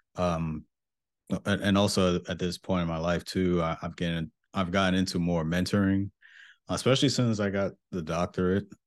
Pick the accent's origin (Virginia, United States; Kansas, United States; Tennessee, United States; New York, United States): New York, United States; Mount Vernon; moved away as an adult; I am from Mount Vernon, New York